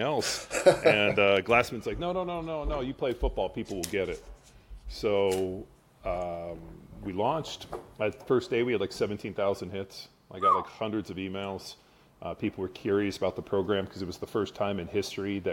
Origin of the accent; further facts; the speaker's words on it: Southern California, United States; moved away as an adult; now in Austin, United States; Grew up in Southern California